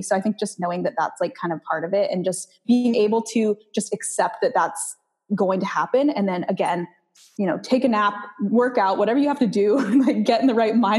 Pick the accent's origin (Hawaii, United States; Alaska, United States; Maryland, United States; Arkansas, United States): Hawaii, United States; Maui; So, so I started off in Maui and I actually lived there for a few years growing up, and then I got married there.